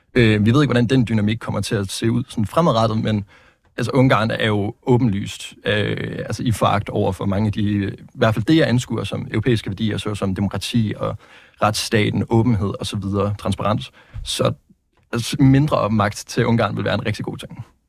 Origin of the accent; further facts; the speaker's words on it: Vejle, Southern Denmark, Denmark; moved away as an adult; now in Aarhus, Denmark; Jeg kommer fra, øh, fra Vejle. Øh, altså, jeg er, født i, jeg er født i Aarhus, Skyby, men siden jeg har været to år gammel, så har jeg så øh, været bosat i øh, Vejle, der er jeg gået i skole, der er jeg gået i gymnasiet